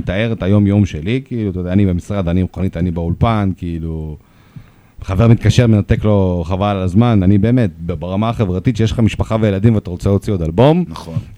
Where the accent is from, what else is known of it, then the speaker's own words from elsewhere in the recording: Russia; accent: Russian; Hebrew is a second language; also born or lived in Moscow; now in Israel; יש לי מבטא